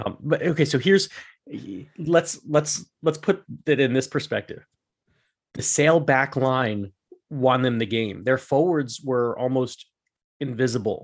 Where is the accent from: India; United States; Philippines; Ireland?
United States; Pennsylvania; I grew, I grew up in Pennsylvania